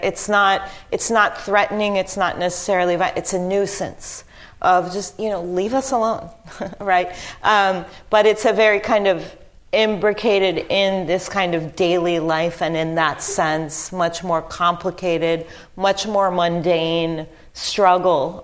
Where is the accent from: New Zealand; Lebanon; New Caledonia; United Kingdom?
Lebanon; now in Haifa, Israel; I'm a Palestinian, and my family is from, uh, was born in 19, my parents were born in 1944. Um, so they were children in the Nakba in 1948 and I was born in Lebanon.